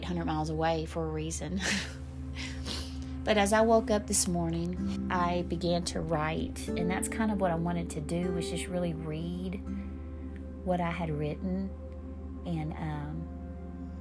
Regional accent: Sheridan, Texas, United States; moved away; also born or lived in Chicago; my hometown of Sheridan, Texas

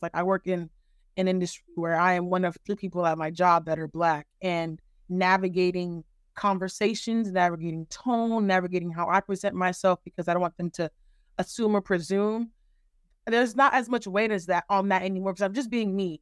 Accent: California, United States; also born or lived in Nigeria; now in Texas, United States; I am Nigerian American, born and raised in California. I live in Texas now.

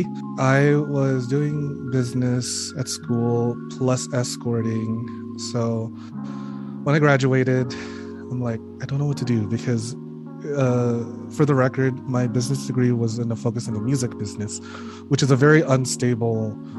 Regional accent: Philippines; moved away; my home country, the Philippines

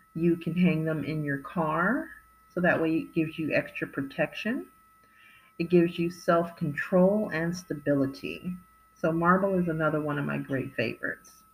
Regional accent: California, United States; I was raised in California

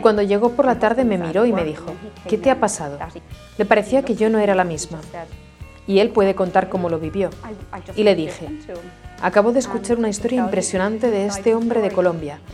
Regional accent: Dublin, Leinster, Ireland; Soy de Dublín, Irlanda

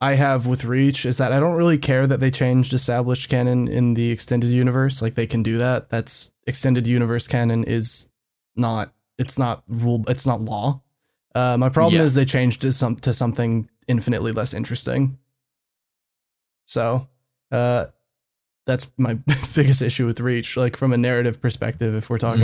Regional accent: Texas, United States; As a Texan, as a native Texan

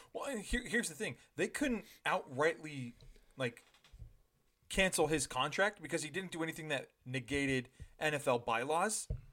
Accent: Ontario, Canada; I was raised in Ontario

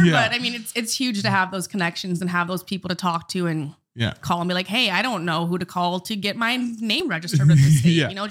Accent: Bismarck, North Dakota, United States; I'm from Bismarck originally.

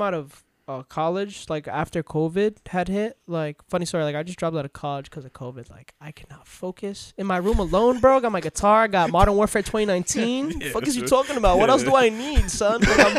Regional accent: New York City, New York, United States; I'm really from Queens

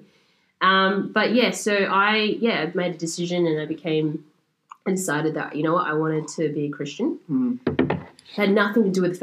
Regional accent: Australia; I'm Australian-born Chinese

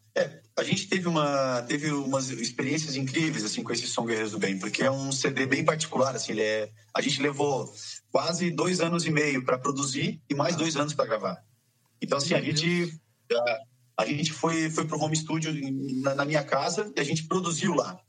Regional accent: south of Santa Catarina, Brazil; A gente é aqui do sul de Santa Catarina

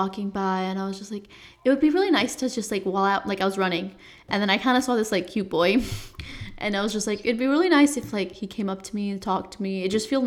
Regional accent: Nepal; moved away; I'm from Nepal.

